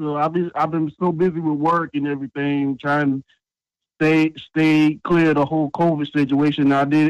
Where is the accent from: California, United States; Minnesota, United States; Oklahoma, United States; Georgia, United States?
Georgia, United States; Savannah; I'm from Georgia, too. I'm from Savannah.